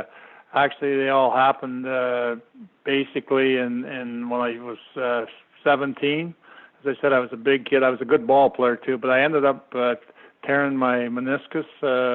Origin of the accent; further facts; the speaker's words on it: Beeton, Ontario, Canada; also born or lived in Sudbury, Ontario; I was born in Sudbury. My dad worked for the Sudbury Star, and he was up there just because he was a heck of a ball player. anyway, my mom didn't like it up there, so we moved down and come down to a little place called Beaton, which is just south of Barrie.